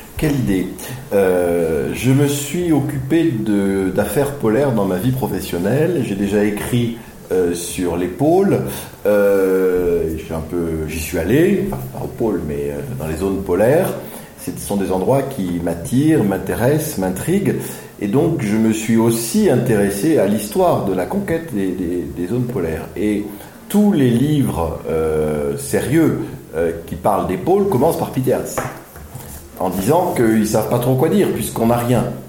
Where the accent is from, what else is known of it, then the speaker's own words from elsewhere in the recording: Aix-en-Provence, Provence-Alpes-Côte d'Azur, France; moved away; je suis né à Aix-en-Provence, euh, enfin j'ai grandi à Aix-en-Provence